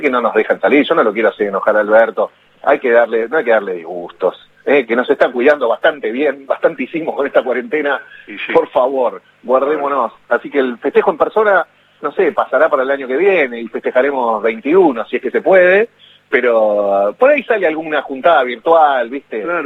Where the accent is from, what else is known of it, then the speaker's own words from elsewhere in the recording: Ramos Mejía, Buenos Aires Province, Argentina; also born or lived in Morón; ahí en, Morón, donde iba al colegio y donde nací, y después crecí en Ramos también